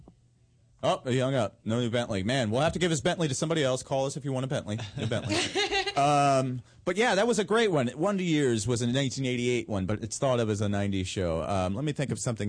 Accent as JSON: {"language": "English", "town": "Tempe", "region": "Arizona", "country": "United States", "tie": "born or raised there", "also_born_or_lived": "Long Beach / Los Angeles", "moved": "yes", "said": "In Arizona, I grew up in Tempe and went to middle school at this Kyrene Middle School"}